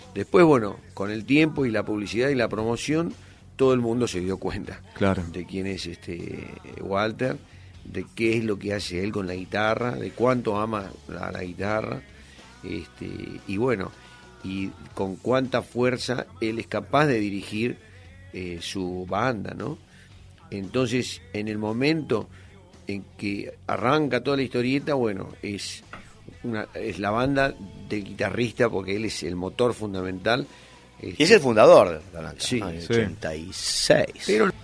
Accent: Ituzaingó, Buenos Aires Province, Argentina; yo después ya me mudé de Ituzaingo

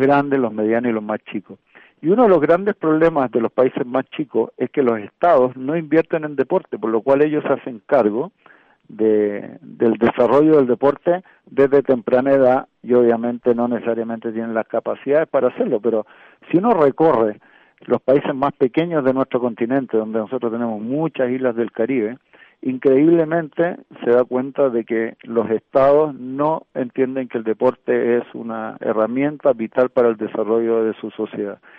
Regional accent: Chile

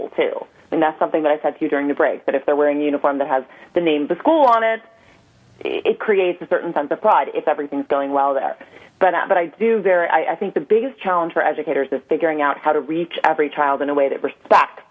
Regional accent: New York City, New York, United States; I grew up on the Upper West Side in New York City

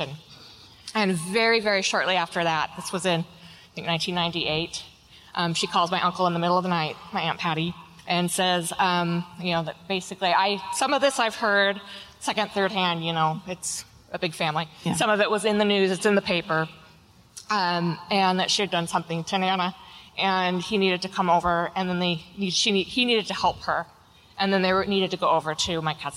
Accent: Auburn, Washington, United States; I am from a little town that used to be called Slaughter

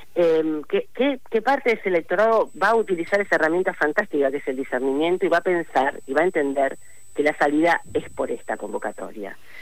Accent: Rosario, Santa Fe, Argentina; nosotros como santafesinos y eh, específicamente en mi caso como eh, rosarina que soy

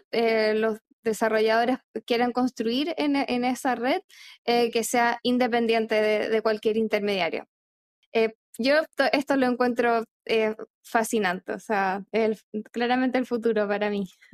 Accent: Chile; moved away; also born or lived in Argentina; yo soy chilena, pero viví en Argentina casi cinco años

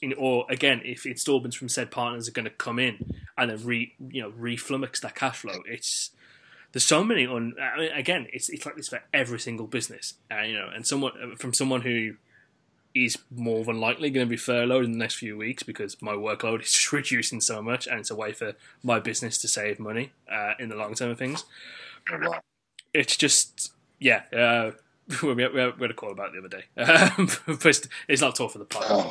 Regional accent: West Midlands, United Kingdom; someone who is from the West Midlands and has dated someone who is from London before

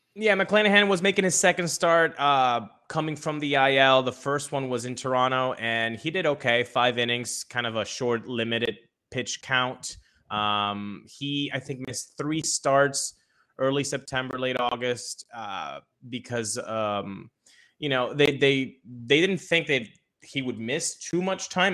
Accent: Venezuela; I was born in Venezuela, grew up in Venezuela

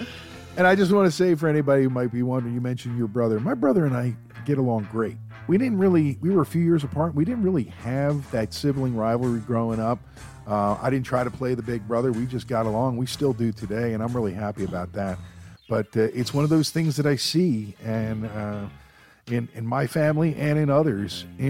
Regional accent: Philadelphia, Pennsylvania, United States; We've got thick skin. We're from Philly, yo.

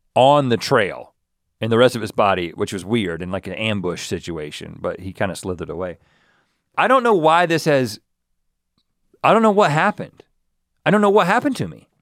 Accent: North Carolina, United States; growing up in North Carolina

